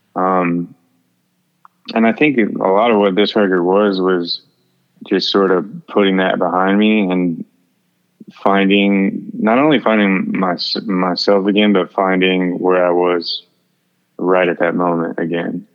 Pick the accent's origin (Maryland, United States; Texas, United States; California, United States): Texas, United States; Houston; I'm from Houston